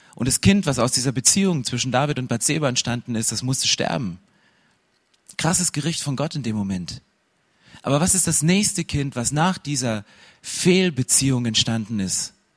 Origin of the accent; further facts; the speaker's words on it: 80 km southeast of Dresden, Saxony, Germany; accent: Saxon; Ich bin in Ostdeutschland aufgewachsen, so 80 Kilometer südöstlich von Dresden. Damals stand die Mauer noch und es ist Sachsen.